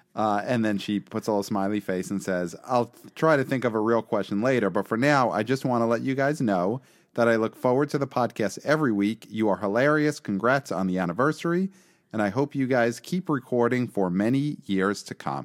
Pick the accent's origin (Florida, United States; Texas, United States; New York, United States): New York, United States; New York City; I'm from Brooklyn, we don't say y'all